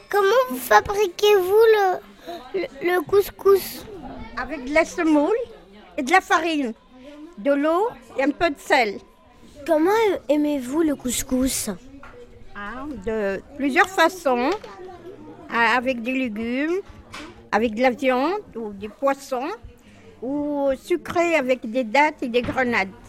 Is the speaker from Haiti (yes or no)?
no; Tunisia; now in Paris, France; Je viens de Tunisie, mais j'ai vécu la grosse partie de ma vie à Paris.